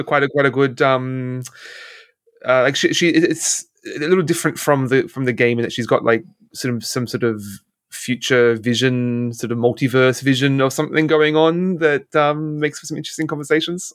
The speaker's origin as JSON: {"language": "English", "country": "Australia", "said": "as an Australian"}